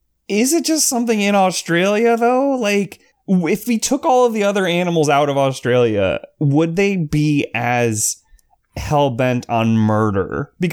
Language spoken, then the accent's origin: English; Tampa, Florida, United States; I said like, I grew up in Tampa.